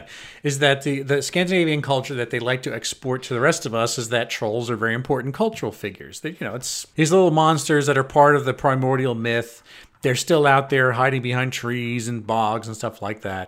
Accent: Long Island, New York, United States; now in Belgium; I'm from Long Island.

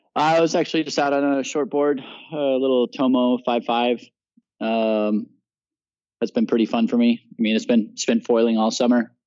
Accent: Puerto Rico; also born or lived in Utah; I grew up in Puerto Rico

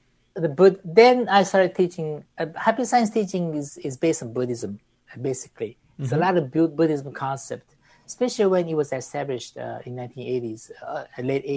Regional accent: Beirut, Beirut Governorate, Lebanon; moved away; I was raised in Lebanon, Beirut

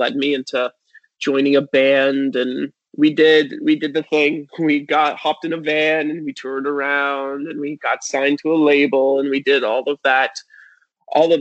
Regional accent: Hamilton, Ontario, Canada; I was born in Hamilton, Ontario. I grew up in a small part of it called Stony Creek

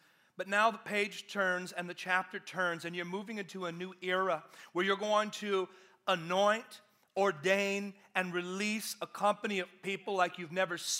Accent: Georgia, United States; I'm from Georgia, I live in Atlanta, y'all.

